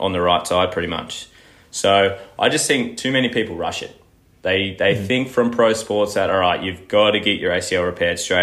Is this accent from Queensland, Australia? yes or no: yes; Gold Coast, Queensland, Australia; moved away as an adult; now in Melbourne, Australia; I'm originally from the Gold Coast, and that's where I've done all my studies